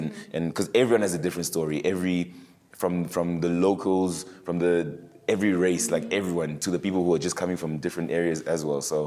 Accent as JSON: {"language": "English", "town": "Johannesburg", "region": "Gauteng", "country": "South Africa", "tie": "born or raised there", "also_born_or_lived": "Lubumbashi, DR Congo", "said": "we came to South Africa when I was a toddler"}